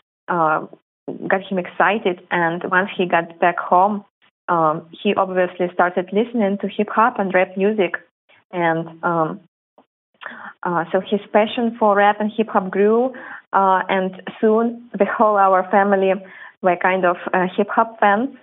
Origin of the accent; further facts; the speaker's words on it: Belarus; moved away; originally both my brother and I, we are from Belarus